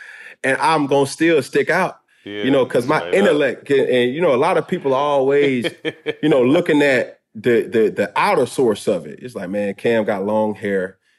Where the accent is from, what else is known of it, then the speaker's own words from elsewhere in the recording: the South, United States; And I'm like, man, I'm a dude from the South, bro.